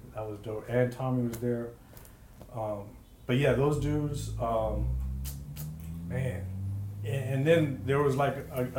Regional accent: San Francisco, California, United States; also born or lived in Oakland; Cause you know I'm from Bernal Heights

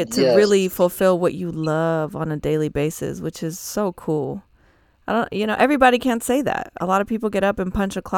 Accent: Spain; I'm from Spain.

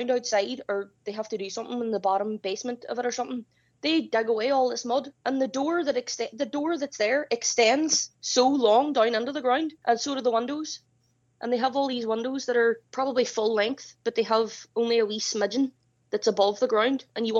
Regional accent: Ireland; Like I'm Irish and I don't even know the history of this stuff. Seriously, I'm really shit at being Irish.

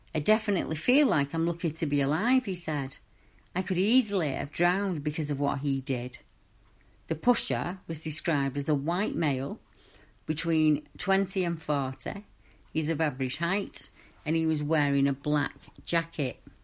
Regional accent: Manchester, North West England, United Kingdom; I grew up in Manchester in the 70s and 80s and 90s, and I was a young lass

